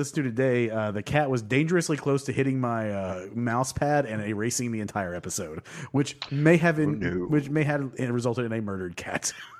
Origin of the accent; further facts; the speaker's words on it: Oklahoma, United States; we're from Oklahoma.